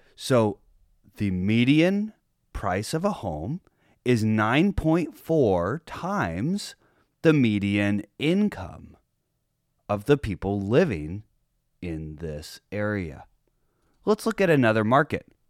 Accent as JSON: {"language": "English", "area": "San Diego County", "region": "California", "country": "United States", "tie": "born or raised there", "said": "my hometown of San Diego County"}